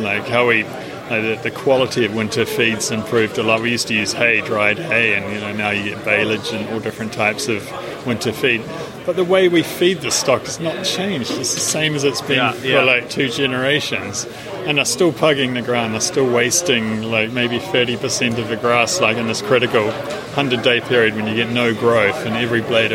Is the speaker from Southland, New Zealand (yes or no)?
yes; Southland, New Zealand; I come from Southland, the Southland Plains